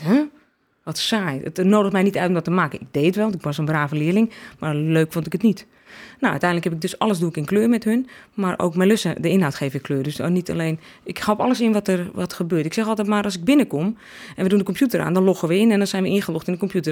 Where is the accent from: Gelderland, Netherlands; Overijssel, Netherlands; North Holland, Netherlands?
North Holland, Netherlands; Alkmaar; ik kom uit Alkmaar.